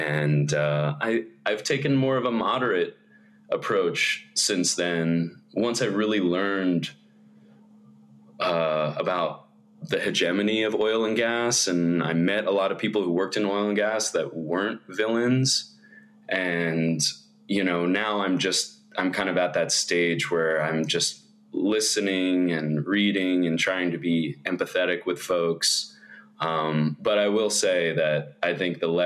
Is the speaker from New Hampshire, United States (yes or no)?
no; Bay Area, California, United States; also born or lived in Los Angeles; I grew up in the Bay Area